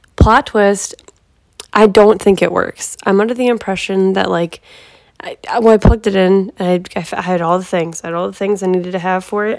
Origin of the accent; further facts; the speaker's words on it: Northeast Ohio, United States; also born or lived in Cleveland, Ohio; I'm from Ohio, Northeast Ohio